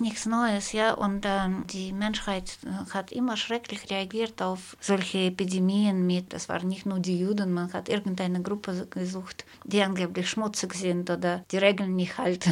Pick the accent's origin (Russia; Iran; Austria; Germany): Russia; moved away; eine äh, Russin